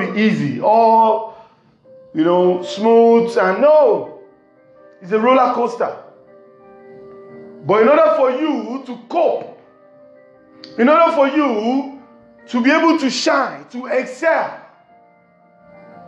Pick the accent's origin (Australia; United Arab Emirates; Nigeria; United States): Nigeria; from Nigeria, west side of Africa